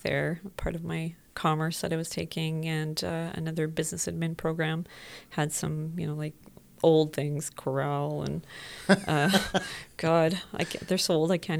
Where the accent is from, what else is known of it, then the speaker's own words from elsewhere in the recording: Whitehorse, Yukon, Canada; born there; I was born in Whitehorse, Yukon. We were living in a cabin, no electricity, no running water, out in the bush.